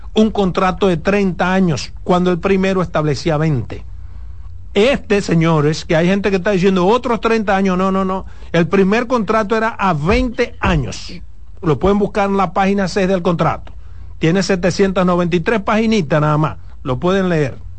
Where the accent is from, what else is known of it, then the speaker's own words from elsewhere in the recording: Dominican Republic; yo como ciudadano dominicano